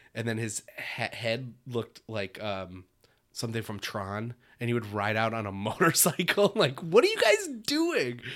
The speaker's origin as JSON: {"language": "English", "town": "Muskegon", "region": "Michigan", "country": "United States", "tie": "born or raised there", "said": "Growing up in Muskegon, our semi-pro hockey team, the Muskegon Fury."}